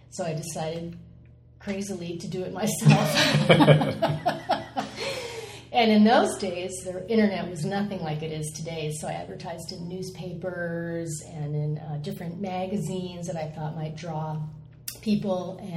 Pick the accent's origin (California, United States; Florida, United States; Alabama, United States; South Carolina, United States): California, United States; also born or lived in Midwest; I was born in the Midwest and uh, moved around a lot as a kid. And our family found themselves in Southern California when I was about